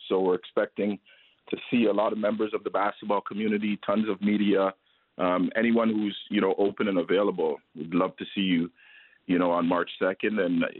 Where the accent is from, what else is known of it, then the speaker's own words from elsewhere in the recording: Toronto, Ontario, Canada; I grew up in Toronto. I represented Canada on the junior national team.